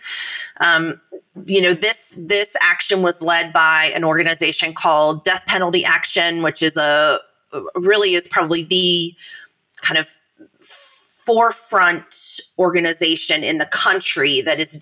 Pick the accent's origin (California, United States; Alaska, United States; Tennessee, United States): Tennessee, United States; the governor of my home state, Bill Lee